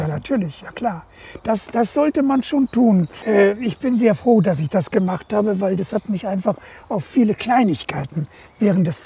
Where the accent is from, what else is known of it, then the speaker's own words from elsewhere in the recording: Kolberg, West Pomeranian Voivodeship, Poland; born there; Nein, ich bin ja an der Ostsee geboren.